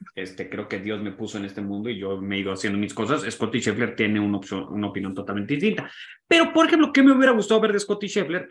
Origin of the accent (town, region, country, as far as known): Mexico